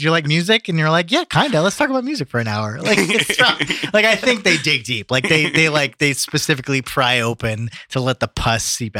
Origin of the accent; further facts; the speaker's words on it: New Jersey, United States; now in Los Angeles, United States; I'm from Jersey, man.